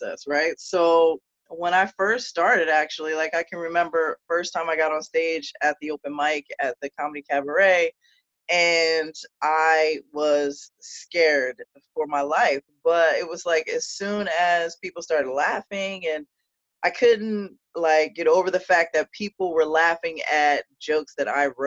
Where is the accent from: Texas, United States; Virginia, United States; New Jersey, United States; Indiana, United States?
New Jersey, United States; also born or lived in Marlton; I grew up in South Jersey